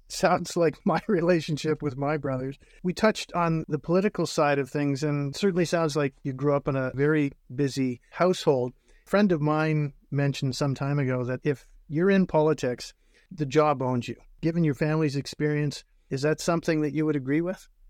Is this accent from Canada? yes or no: yes; North Bay, Ontario, Canada; I had a father who was an English teacher and a vice principal in my hometown of North Bay